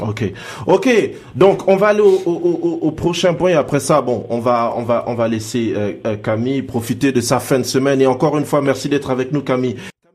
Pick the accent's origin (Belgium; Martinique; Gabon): Gabon; Port-Gentil, Ogooué-Maritime; moved away; also born or lived in Senegal; c'est chez moi, c'est chez moi à Port-Gentil